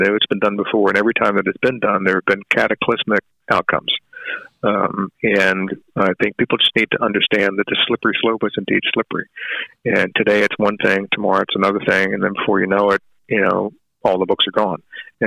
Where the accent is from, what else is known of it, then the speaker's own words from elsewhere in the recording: Richmond, Virginia, United States; I grew up in Richmond, Virginia in the 60s in a very segregated community